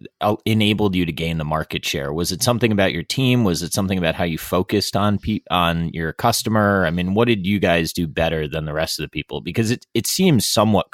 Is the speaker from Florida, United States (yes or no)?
yes; Southeast Florida, United States; moved away as an adult; now in Chicago, United States; I grew up in Southeast Florida